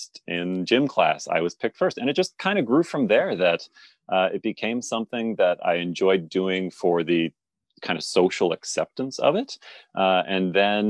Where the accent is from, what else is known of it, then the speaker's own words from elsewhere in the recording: Southern Ontario, Canada; also born or lived in Toronto; I was born in Toronto, grew up in Southern Ontario